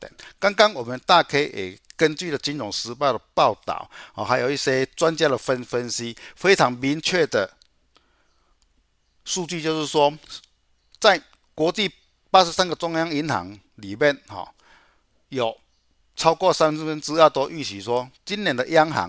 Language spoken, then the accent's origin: Chinese; Chiayi, Taiwan; 我是嘉义的